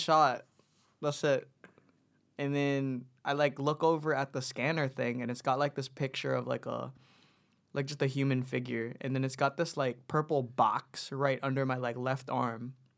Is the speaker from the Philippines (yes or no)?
yes; Philippines; now in New Zealand; we grew up in the Philippines, and then, and then planned, like, we, we kinda knew we were gonna go move over to New Zealand